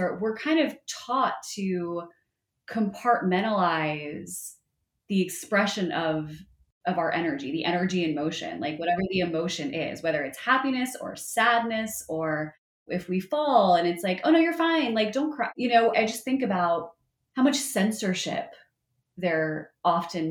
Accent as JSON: {"language": "English", "region": "New Jersey", "country": "United States", "tie": "born or raised there", "said": "I grew up in North Jersey, and so I spent a good amount of time at the Jersey Shore, like any good Jersey girl does"}